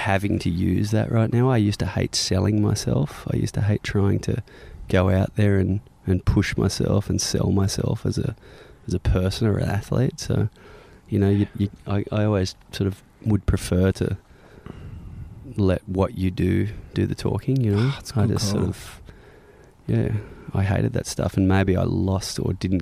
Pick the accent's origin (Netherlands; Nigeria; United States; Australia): Australia; south of Sydney, near Cronulla, New South Wales; Grew up south of Sydney. When I was young, I grew up in a little place called Karela, which is about an hour south of the city, close to Cronulla Beach.